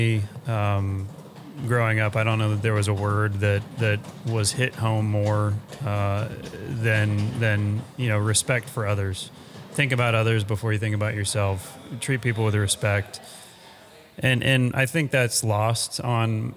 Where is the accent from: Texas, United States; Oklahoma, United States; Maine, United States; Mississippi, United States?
Texas, United States; also born or lived in Colorado; I was born and raised in Texas